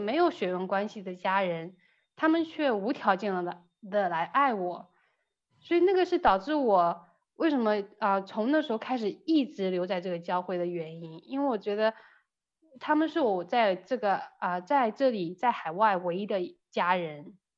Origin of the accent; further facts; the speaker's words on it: China; moved away; 在中国的时候，我其实是很开心地跟我妈妈生活在一起